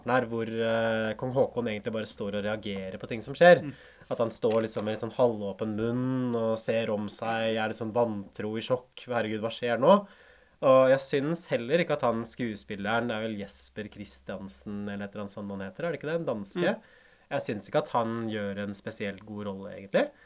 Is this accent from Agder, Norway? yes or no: no; Hamar, Innlandet, Norway; also born or lived in Oslo; Ikke fødeby, jeg er født i Oslo, faktisk. Men jeg vokste på Hamar.